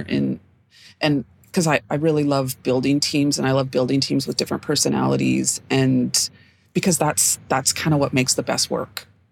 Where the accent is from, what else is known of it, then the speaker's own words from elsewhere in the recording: Edmonton, Alberta, Canada; moved away as an adult; now in Vancouver, Canada; I am regularly based in Vancouver, BC, but I was raised in Edmonton, Alberta